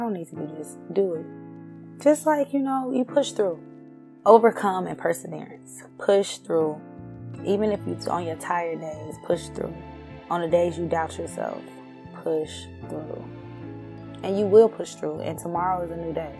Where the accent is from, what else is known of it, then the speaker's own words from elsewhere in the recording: Southern Illinois, United States; also born or lived in Chicago, Illinois; I am from Chicago, and I was born in Chicago but raised in Southern Illinois.